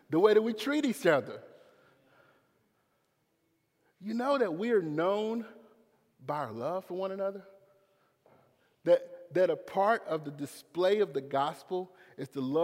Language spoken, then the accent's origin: English; Clinton, United States; I'm from Clinton. I'm public school education.